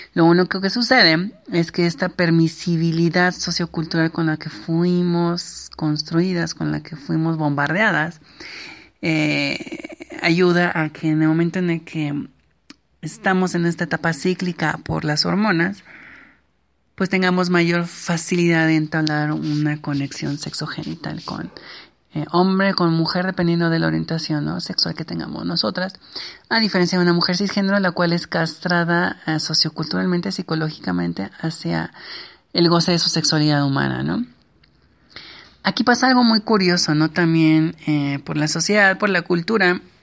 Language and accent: Spanish; Mexico; nuestras culturas como la mexicana